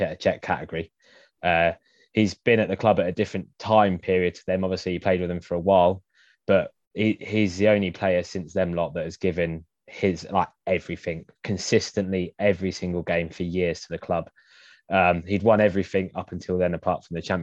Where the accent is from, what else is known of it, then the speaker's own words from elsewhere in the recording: England, United Kingdom; as an Englishman